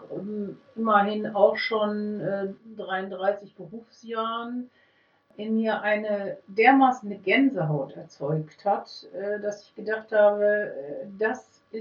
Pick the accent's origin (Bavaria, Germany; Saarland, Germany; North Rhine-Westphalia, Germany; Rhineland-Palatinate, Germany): North Rhine-Westphalia, Germany; Münster; Ich komme aus Münster. Ich weiß, in Münster gäbe es die Möglichkeit, ambulant Musiktherapie zu machen.